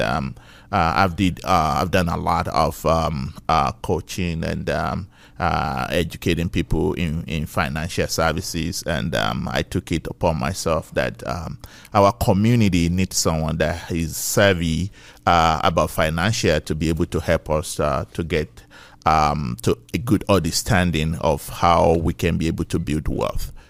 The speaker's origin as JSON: {"language": "English", "region": "Ekiti", "country": "Nigeria", "tie": "born or raised there", "moved": "as an adult", "lives_now": "United States", "said": "I was raised in Nigeria, right? I'm a Yoruba boy"}